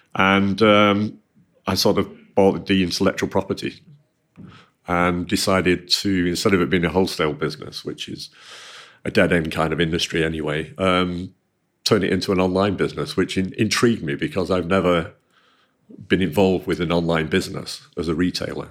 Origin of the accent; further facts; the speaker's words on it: Manchester, North West England, United Kingdom; I grew up in Manchester.